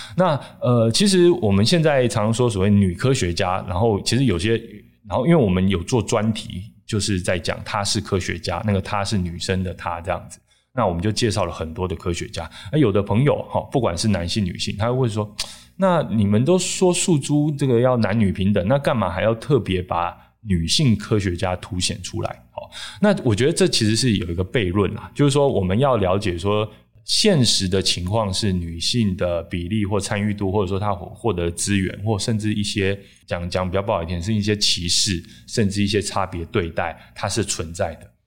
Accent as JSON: {"language": "Chinese", "region": "Taichung", "country": "Taiwan", "said": "像我台中人嘛"}